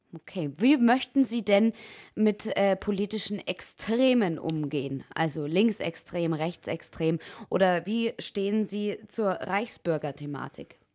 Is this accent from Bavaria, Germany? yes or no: yes; Allgäu, Bavaria, Germany; accent: Allgäu dialect; jetzt ist es bei uns im Allgäu ja schon echt schön und unser Dialekt ist schon auch also wundervoll